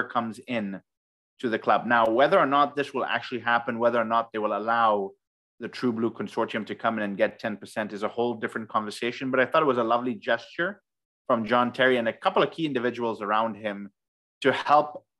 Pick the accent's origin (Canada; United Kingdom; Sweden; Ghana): Ghana; we are from Ghana